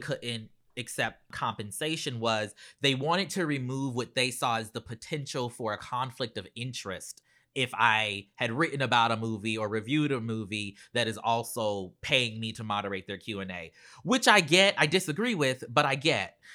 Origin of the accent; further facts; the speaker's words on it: Charleston, South Carolina, United States; moved away; I grew up in Charleston, South Carolina